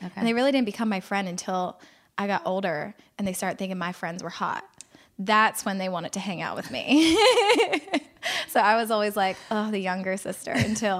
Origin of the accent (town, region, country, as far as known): Philadelphia, Pennsylvania, United States; now in Orlando, United States